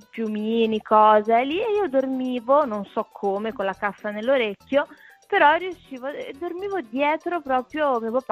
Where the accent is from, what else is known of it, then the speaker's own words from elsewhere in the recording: Segrate, Lombardy, Italy; born there; sono nata a Segrate ma per caso